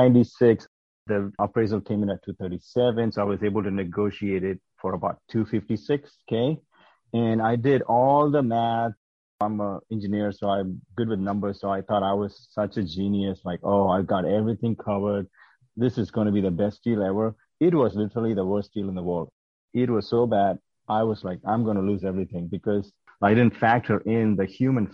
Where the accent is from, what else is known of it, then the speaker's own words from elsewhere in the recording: South India, India; moved away as an adult; now in United States; I'm originally from South India. I came to the U.S. as an immigrant in 2008, and I did my master's in mechanical engineering